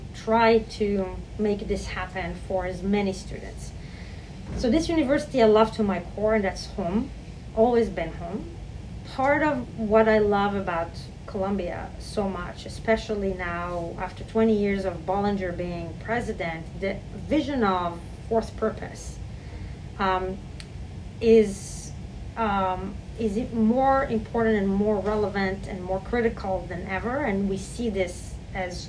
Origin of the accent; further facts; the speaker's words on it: Israel; moved away as an adult; now in New York, United States; I grew up in Israel